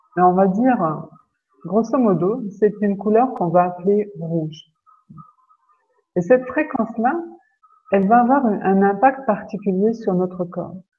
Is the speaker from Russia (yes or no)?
no; Lorraine, Grand Est, France; chez nous, en Lorraine